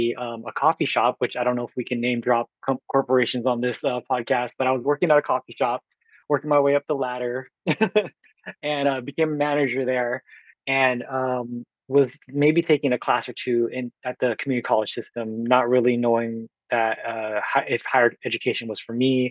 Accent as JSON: {"language": "English", "town": "Oakland", "region": "California", "country": "United States", "said": "from Oakland, California"}